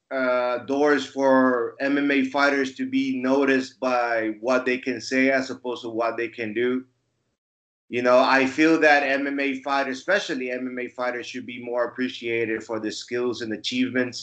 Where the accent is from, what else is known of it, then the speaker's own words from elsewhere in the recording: Bolivia; moved away as an adult; now in Finland; my home country, Bolivia